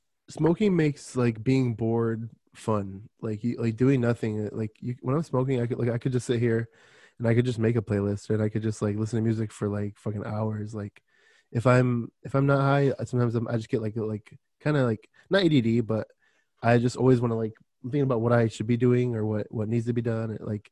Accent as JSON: {"language": "English", "region": "Michigan", "country": "United States", "tie": "born there", "also_born_or_lived": "Florida", "said": "I was born in Michigan. So we used to say pop. And then I went to Florida and everyone's like, you mean soda?"}